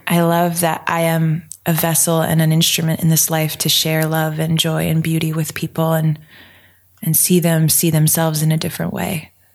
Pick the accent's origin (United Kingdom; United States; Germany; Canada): United States; Denver, Pennsylvania; I grew up in rural Pennsylvania hey! in a one traffic light town called Denver, PA